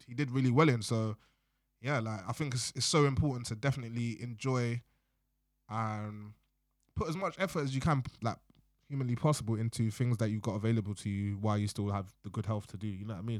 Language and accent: English; London, United Kingdom; I was born in London, raised my whole life in England, not in Wales, not in Scotland or Ireland